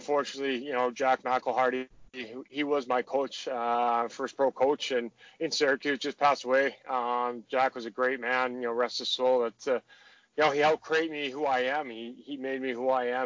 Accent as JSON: {"language": "English", "town": "Saskatoon", "region": "Saskatchewan", "country": "Canada", "said": "So I had a lot of my family up there. So to have it so close to, you know, where I was, you know, from"}